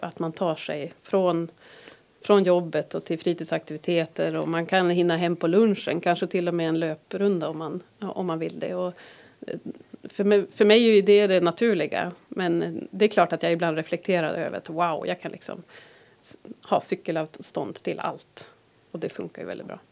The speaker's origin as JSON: {"language": "Swedish", "town": "Härnösand", "region": "Västernorrland County", "country": "Sweden", "tie": "born or raised there", "moved": "as an adult", "said": "jag är uppvuxen här"}